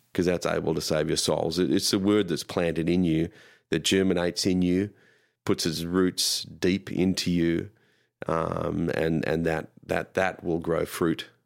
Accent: Australia; moved away; being Australian growing up

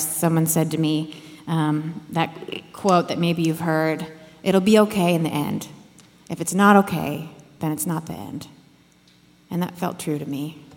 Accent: Iowa, United States; I grew up in Iowa and I had a real tight knit family.

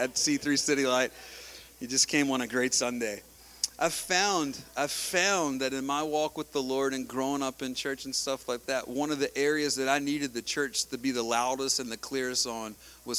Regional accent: United States; I grew up in Wilson County, man. We grow stuff. We grow tobacco. We grow cotton.

